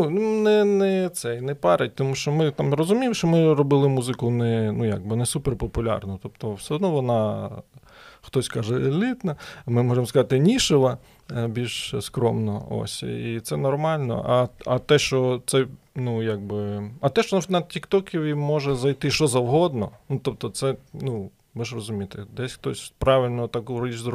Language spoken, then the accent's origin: Ukrainian; Kyiv, Ukraine; Hello, everybody. … from Ukraine, Київ. Доброго вечора, ми з України.